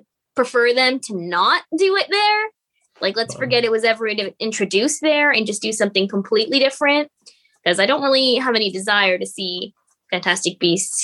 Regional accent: United States; as an American

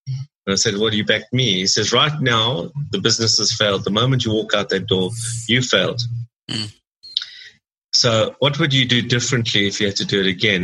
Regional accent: Durban, KwaZulu-Natal, South Africa; I grew up in Durban in South Africa

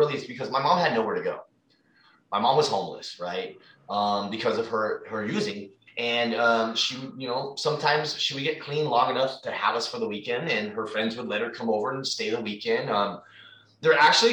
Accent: Fremont, California, United States; also born or lived in San Mateo, California; We moved to Fremont.

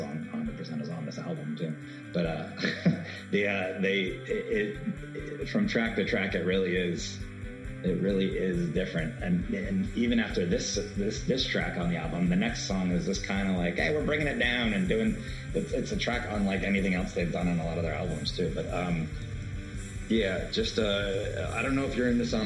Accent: Miami, Florida, United States; now in Los Angeles, United States; Growing up in Miami

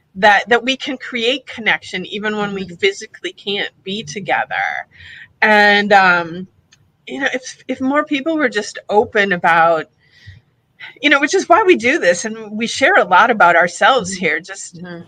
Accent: Wisconsin, United States; also born or lived in Florida; now in Fort Lauderdale, United States; I'm originally from Wisconsin, a good a good old Midwestern girl, and but I've lived down in Florida for 20 plus years

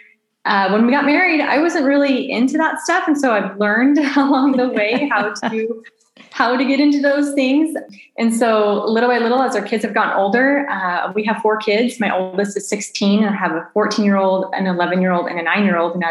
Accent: Southern California, United States; moved away as an adult; also born or lived in Phoenix, Arizona / New Zealand / Southern Italy; now in Italy; I was born and raised in Southern California, but we raised our kids most of their life in Phoenix, Arizona

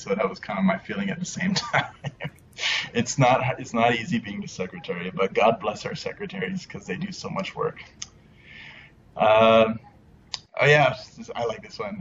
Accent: Canada; moved away as an adult; now in Korea; me being Canadian

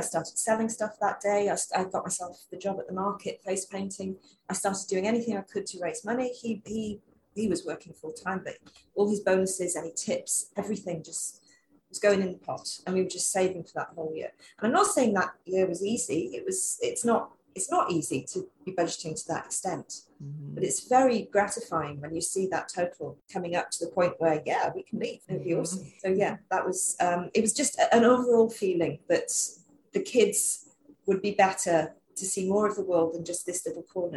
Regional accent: London, United Kingdom; moved away as an adult; also born or lived in Wales; now in Queensland, Australia; I'm a Londoner

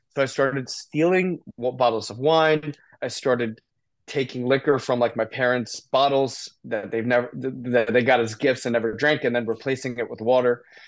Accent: Short Hills, New Jersey, United States; also born or lived in Indiana; I grew up in North Jersey, Short Hills, New Jersey, great family

